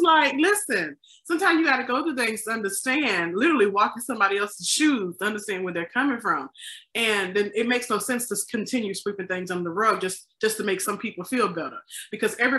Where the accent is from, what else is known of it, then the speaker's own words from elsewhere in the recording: the South, United States; now in Chicago, United States; I'm from the South. I can pick on the South because I am from there